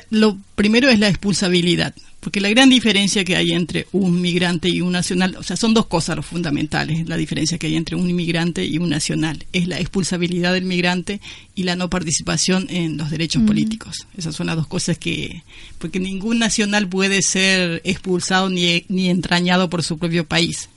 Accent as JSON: {"language": "Spanish", "country": "Paraguay", "moved": "yes", "lives_now": "Córdoba, Argentina", "said": "Soy paraguaya, hace 32 años que estoy acá en Córdoba."}